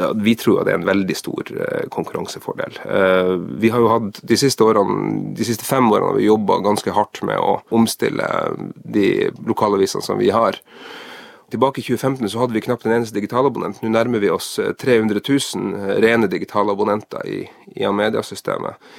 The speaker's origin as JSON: {"language": "Norwegian", "town": "Tromsø", "region": "Troms", "country": "Norway", "said": "Sjøl er jeg jo fra Tromsø"}